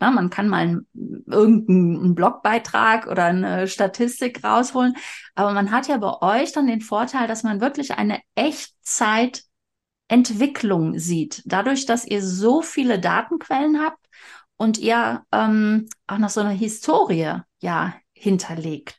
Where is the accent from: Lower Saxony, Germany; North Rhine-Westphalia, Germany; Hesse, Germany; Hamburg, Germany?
North Rhine-Westphalia, Germany; Cologne; ich bin ja Kölnerin